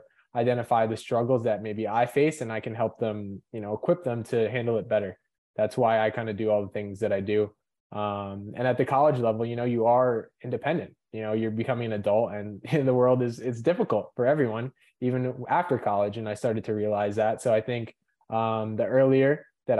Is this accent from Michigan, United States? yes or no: no; Lincoln Park, New Jersey, United States; I was born in Lincoln Park, New Jersey, so North Jersey